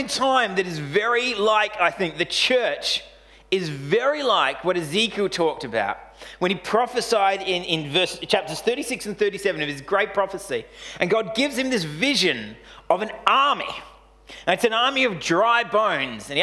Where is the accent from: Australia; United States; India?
Australia; we're Australian bogans.